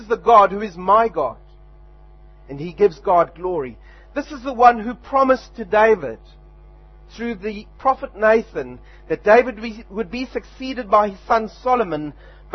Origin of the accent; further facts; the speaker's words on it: South Africa; now in Wanganui, New Zealand; back in my home country